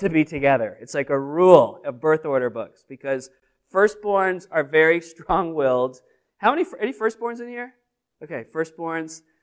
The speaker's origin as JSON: {"language": "English", "region": "New England", "country": "United States", "said": "Most of us are New Englanders, so, and we're from the Northeast"}